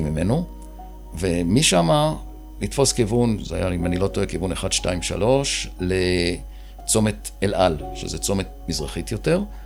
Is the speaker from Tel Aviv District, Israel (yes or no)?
yes; Ramat Gan, Tel Aviv District, Israel; נולדתי בשיכון ותיקים ברמת גן, שזו שכונה שקרובה לירקון. אה, הייתי ילד יחיד עד שהכי נולד כשהייתי בן שבע. כלומר, גדלתי די לבד את הילדות הצעירה